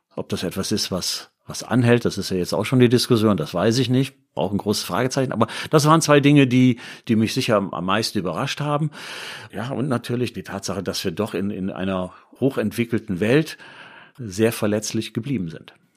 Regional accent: Düsseldorf, North Rhine-Westphalia, Germany; moved away as an adult; also born or lived in Bremen; now in Duisburg, Germany; Ich bin Düsseldorfer, das muss man vielleicht auch sagen, gebürtiger Düsseldorfer, lebe aber jetzt in Duisburg

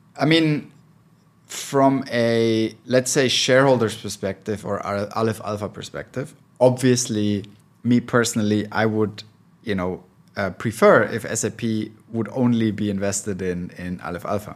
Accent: Switzerland; now in Berlin, Germany; I'm originally from Switzerland, but been living in Berlin for a long time, so almost German.

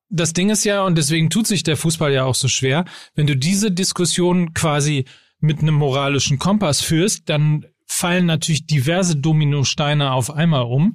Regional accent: North Rhine-Westphalia, Germany; als Ostwestfale

